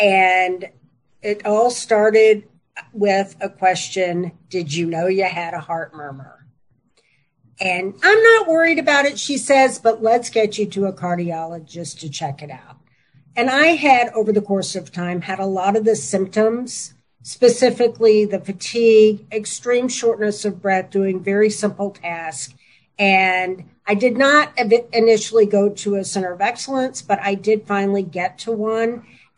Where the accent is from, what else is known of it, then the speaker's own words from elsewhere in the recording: Tennessee, United States; born and bred in Tennessee and currently live here.